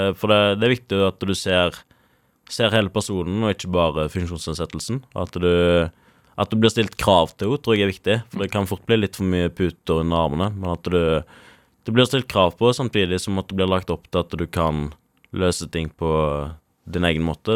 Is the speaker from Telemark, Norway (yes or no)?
no; Karmøy, Rogaland, Norway; når vi er fra Karmøy